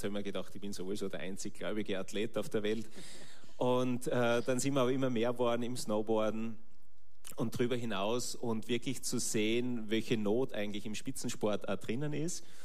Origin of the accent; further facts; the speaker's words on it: Schladming, Styria, Austria; Ah genau, Schladming, Steiermark, werden sicher viele kennen, die mit dem Wintersport Affinität haben.